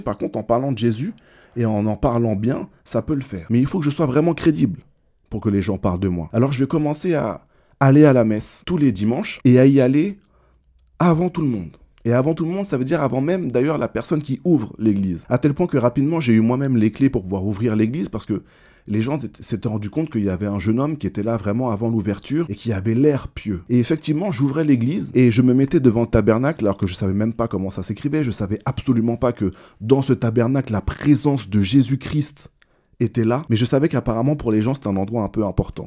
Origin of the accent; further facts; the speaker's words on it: Martinique; Je suis martiniquais, donc la religion, c'est quelque chose d'un peu traditionnel